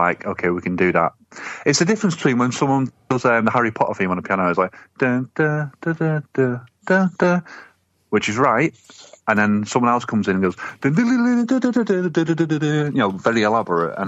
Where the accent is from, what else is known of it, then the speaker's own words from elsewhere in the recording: Manchester, North West England, United Kingdom; I'm not from fucking Lancashire. I'm from Manchester. I say book. We always say book.